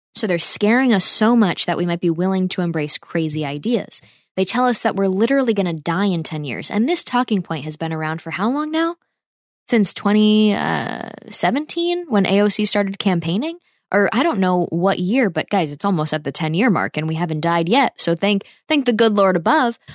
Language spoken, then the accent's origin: English; United States; as an American